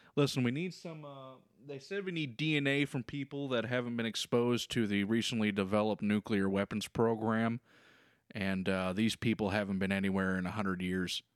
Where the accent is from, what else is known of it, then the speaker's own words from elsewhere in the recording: Kentucky, United States; It's in my home state.